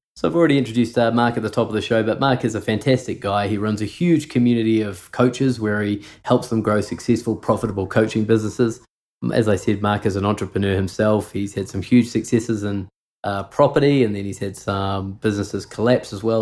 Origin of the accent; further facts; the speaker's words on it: New Zealand; I grew up in New Zealand. I never never lived in Canada, but my mum is from Montreal